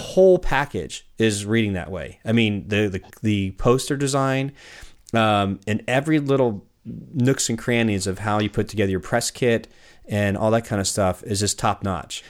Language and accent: English; California, United States; now in Portland, United States; I grew up in California